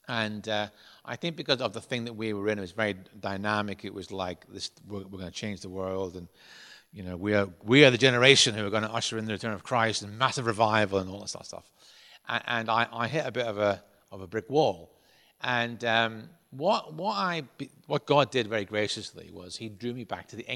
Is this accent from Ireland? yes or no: yes; Ireland; I was brought up in Ireland, and um, because I, I, was brought up as a Protestant in Ireland